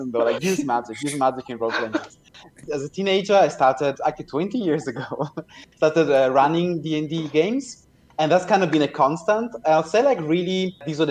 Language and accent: English; Italy; now in Berlin, Germany; I was growing up in Italy, visiting family in Germany